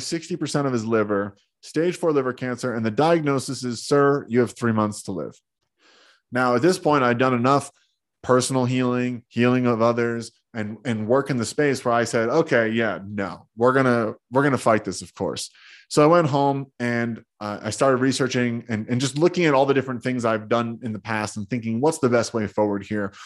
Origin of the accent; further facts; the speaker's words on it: New Jersey, United States; I grew up in Jersey, being a tough Jersey kid